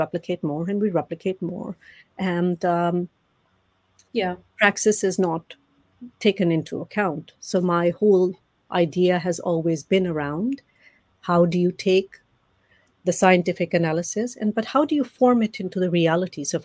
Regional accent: Amritsar, Punjab, India; I grew up in Amritsar, right at the border of India

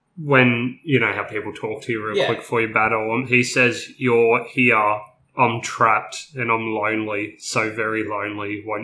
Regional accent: Portland, Oregon, United States; My hometown.

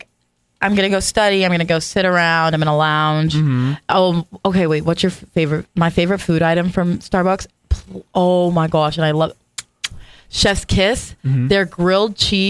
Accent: Las Vegas, Nevada, United States; moved away as an adult; now in Owensboro, United States; we're actually from Vegas

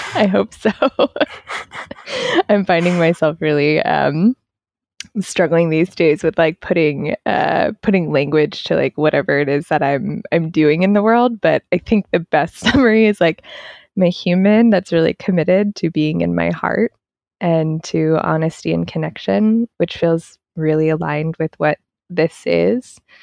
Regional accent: East Coast, United States; I'm from the East Coast

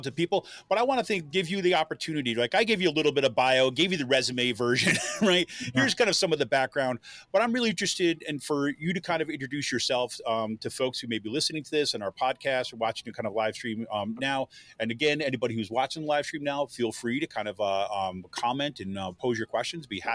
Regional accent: Utica, New York, United States; now in Pennsylvania, United States; the place I grew up, where it all started

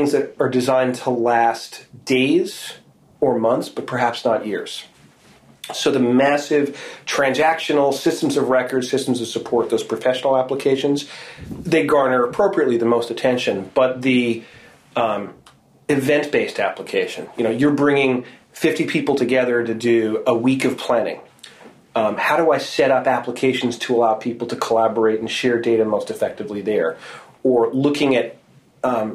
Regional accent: Boston, Massachusetts, United States; I'm from Boston, man. Seattle has rain, Boston has weather

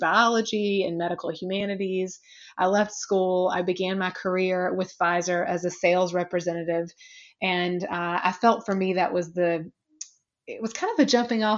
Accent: a very small town in South Carolina, United States; now in New York, United States; though I'm a New Yorker now, I am originally from a very small town in South Carolina

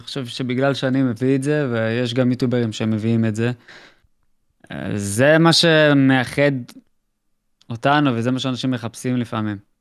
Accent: Israel; אנחנו ישראלים

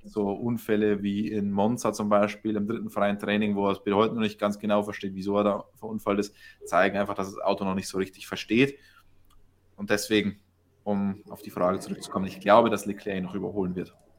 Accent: Germany; bei uns in Deutschland

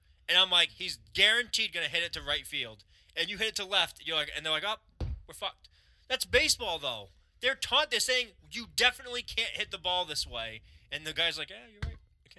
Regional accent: New Bedford, Massachusetts, United States; Born and raised in New Bedford, Maine.

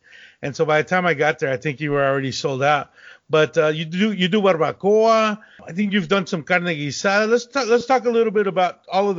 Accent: Abilene, Texas, United States; I grew up in West Texas in Abilene

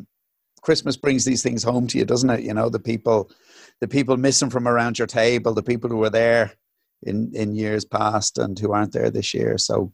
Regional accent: United Kingdom; Oh, is it? Okay. I'm a Brit, full stop.

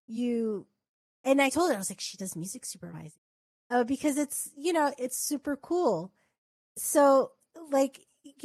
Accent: New York City, New York, United States; moved away as an adult; I'm from Flatbush

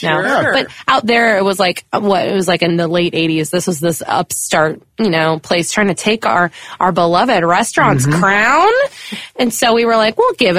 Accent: California, United States; I grew up in California

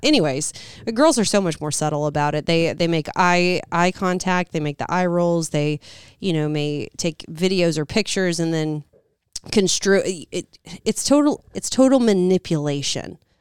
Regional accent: Southern, United States; accent: Southern; moved away; my Southern accent

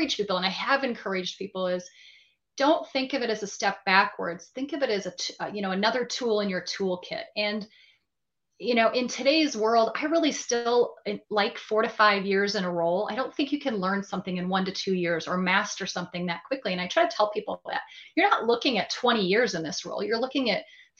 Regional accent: Michigan, United States; moved away as an adult; move back to my home state with my family of Michigan

